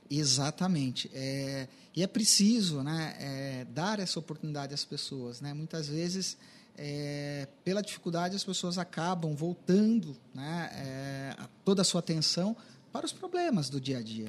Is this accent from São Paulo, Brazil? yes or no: yes; Sorocaba, São Paulo, Brazil; eu, como sorocabano, me orgulho muito de ter vivido